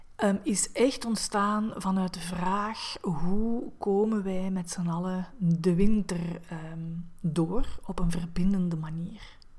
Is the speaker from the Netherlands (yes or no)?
no; Diest, Flanders, Belgium; now in Antwerp, Belgium; Ik ben oorspronkelijk geboren in Diest, in België, ehm, tegen Limburg aan, ehm, maar ik woon ondertussen al vijftien jaar in Antwerpen